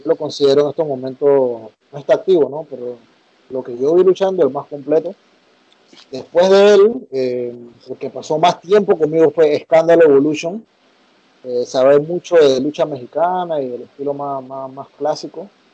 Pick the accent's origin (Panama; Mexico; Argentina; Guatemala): Panama; siendo panameño